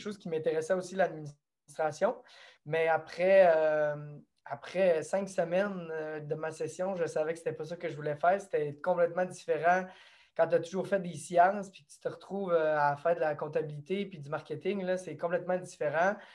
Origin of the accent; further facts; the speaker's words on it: Saint-Léon, Quebec, Canada; je suis natif euh, d'ici, du lac Saint-Jean. Je viens de Saint-Léon